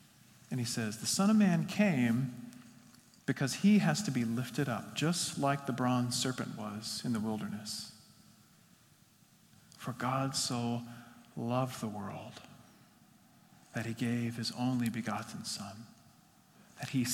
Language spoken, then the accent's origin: English; West Texas, United States; I grew up in West Texas in the Panhandle